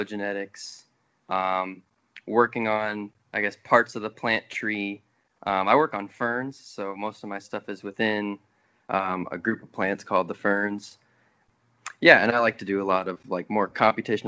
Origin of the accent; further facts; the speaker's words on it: Worthington, Minnesota, United States; moved away as an adult; now in Durham, United States; I grew up in Worthington, Minnesota, which is southwestern Minnesota